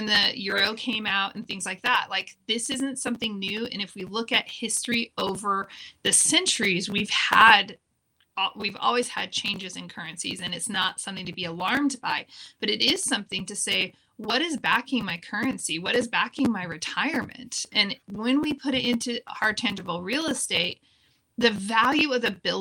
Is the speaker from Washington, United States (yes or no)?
no; California outside Silicon Valley, United States; I grew up in California outside Silicon Valley